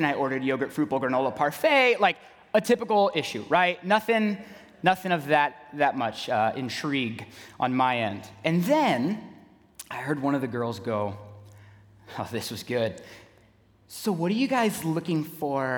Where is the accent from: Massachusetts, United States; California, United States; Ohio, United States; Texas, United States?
California, United States; San Diego; moved away as an adult; also born or lived in Knoxville, Tennessee; now in Waukesha, United States; Originally, I'm from San Diego, California